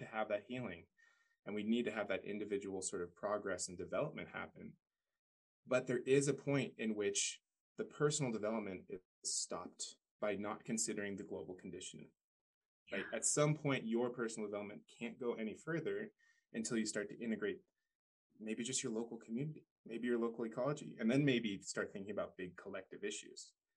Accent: Paradise, California, United States; I grew up in Paradise, California, or right around there. Went to high school there

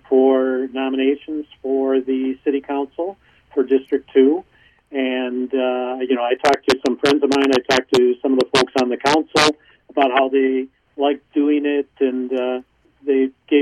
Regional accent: Milwaukee, Wisconsin, United States; also born or lived in Champaign-Urbana, Illinois / Madison, Wisconsin; I grew up in Milwaukee.

